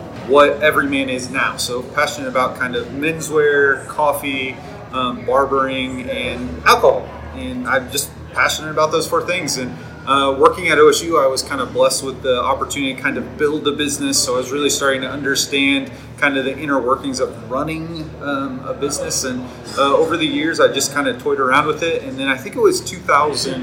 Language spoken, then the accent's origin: English; Stillwater, Oklahoma, United States; now in Oklahoma City, United States; So Stillwater is my hometown. Even though I live in Oklahoma City right now, I'm here all the time.